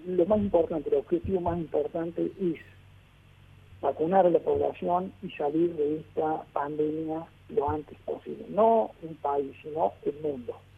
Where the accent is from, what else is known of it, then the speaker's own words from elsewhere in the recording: Argentina; en mi país, la Argentina